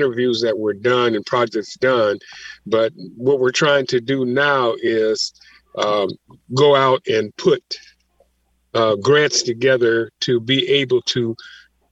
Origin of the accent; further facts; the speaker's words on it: Seattle, Washington, United States; I've been here since 51